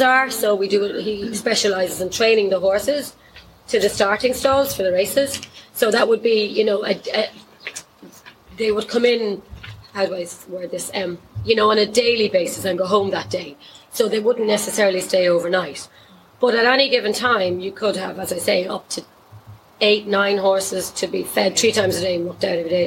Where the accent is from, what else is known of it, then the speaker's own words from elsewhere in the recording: Dublin, Leinster, Ireland; also born or lived in Kildare; I'm originally from Dublin.